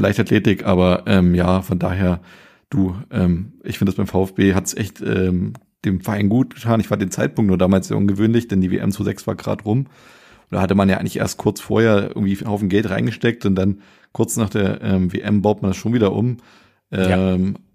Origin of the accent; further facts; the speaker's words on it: Germany; also born or lived in America; wir als Deutsche